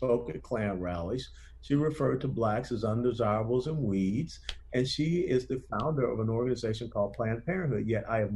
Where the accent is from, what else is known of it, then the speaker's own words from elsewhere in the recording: Atlanta, Georgia, United States; I grew up in Atlanta, Georgia